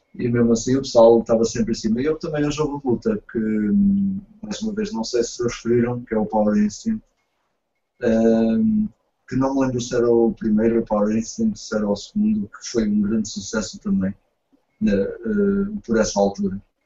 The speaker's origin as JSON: {"language": "Portuguese", "country": "Portugal"}